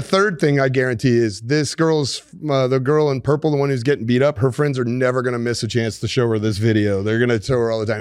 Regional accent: Colorado, United States; I grew up in Colorado.

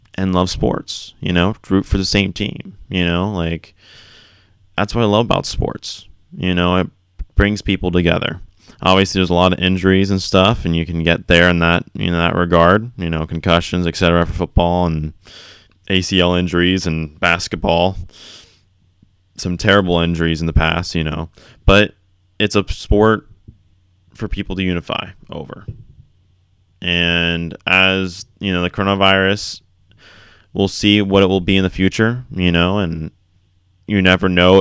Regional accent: Florida, United States; growing up in Florida

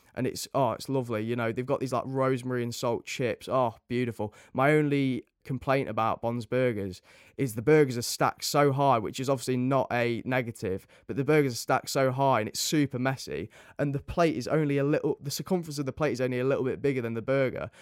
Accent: Nottingham, East Midlands, United Kingdom; I'm from Nottingham

